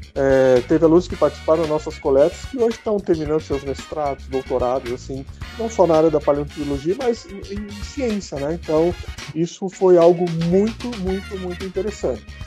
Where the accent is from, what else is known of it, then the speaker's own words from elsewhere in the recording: Mafra, Santa Catarina, Brazil; also born or lived in Rio Negro, Paraná / Curitiba; Eu sou é, natural de Rio Negro, a cidade vizinha aqui de Mafra, mas a minha infância toda morei aqui em Mafra